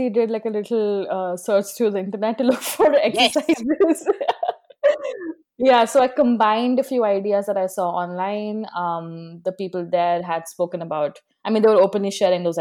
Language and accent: English; North India, India; some people didn't even speak hindi which I came from North India, so everyone around me did speak Hindi all the time.